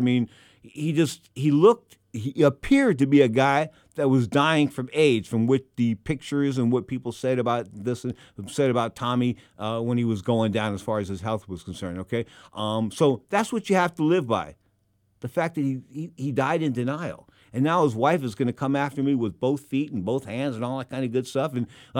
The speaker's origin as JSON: {"language": "English", "country": "United States"}